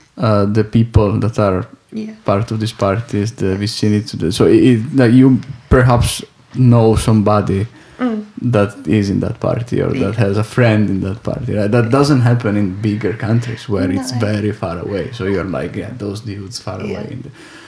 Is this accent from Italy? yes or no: yes; Italy; I'm from Italy, so it's a country that perhaps dimensions are similar to the one to Britain